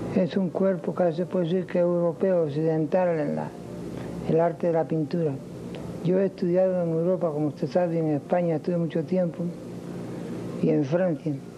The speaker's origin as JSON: {"language": "Spanish", "country": "Cuba", "also_born_or_lived": "Spain", "moved": "yes", "said": "mi integración de nuevo a, Cuba"}